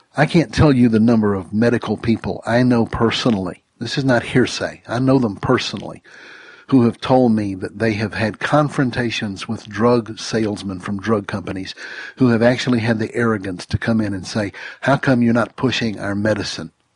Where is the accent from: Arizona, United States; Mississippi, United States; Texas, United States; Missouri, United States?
Mississippi, United States; I grew up in Mississippi, just over the line